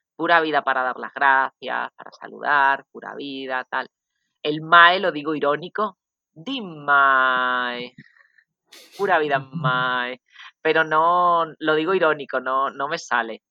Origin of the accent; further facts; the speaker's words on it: Extremadura, Spain; moved away as an adult; also born or lived in Badajoz / Dijon, France / Calais, France; now in Costa Rica; de Extremadura, lo repito, para hacer un poco de publicidad de mi tierra.